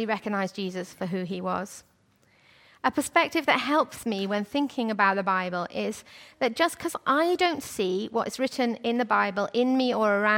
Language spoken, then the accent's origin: English; Wales, United Kingdom; I'm from Wales.